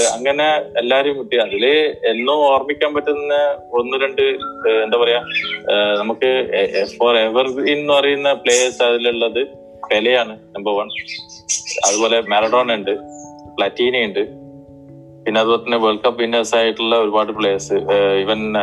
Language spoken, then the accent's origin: Malayalam; Thalassery, Kerala, India; also born or lived in Kozhikode; ഞാൻ തലശ്ശേരിക്കാരനാണ്